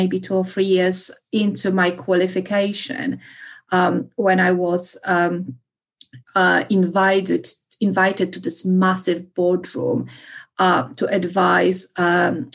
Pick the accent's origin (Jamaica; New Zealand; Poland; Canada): Poland; English is a second language; moved away; being Polish, but I think it makes it more difficult. I have encountered many misconceptions about myself or my background or my accent.